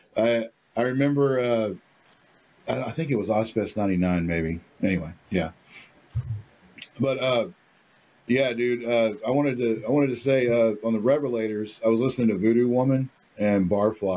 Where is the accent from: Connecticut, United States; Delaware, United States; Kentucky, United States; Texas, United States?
Texas, United States; Dallas; my hometown of Dallas, Texas